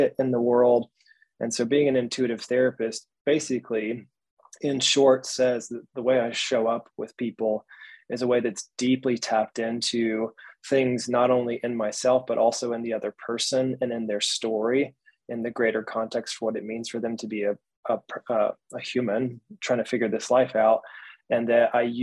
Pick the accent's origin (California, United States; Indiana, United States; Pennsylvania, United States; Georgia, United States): Georgia, United States; I was raised in Georgia in the Bible Belt of the States. So the South, the good old South